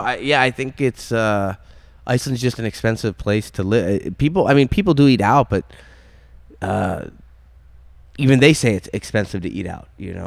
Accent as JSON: {"language": "English", "region": "Maine", "country": "United States", "tie": "born or raised there", "said": "I grew up in Maine"}